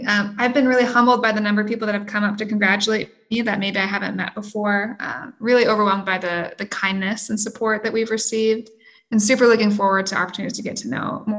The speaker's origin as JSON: {"language": "English", "town": "Rexburg", "region": "Idaho", "country": "United States", "tie": "born or raised there", "moved": "yes", "said": "So I am also from a small town. I grew up in Rexburg, Idaho, a small town in Southeast Idaho, kind of a rural farming potato community. I went to school there."}